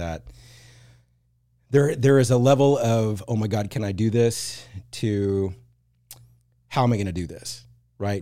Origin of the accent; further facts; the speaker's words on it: Plano, Texas, United States; I grew up in the Plano, Dallas area.